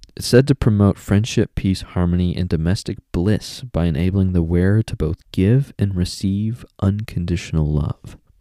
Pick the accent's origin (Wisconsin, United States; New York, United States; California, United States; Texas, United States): Texas, United States; I'm a native Texan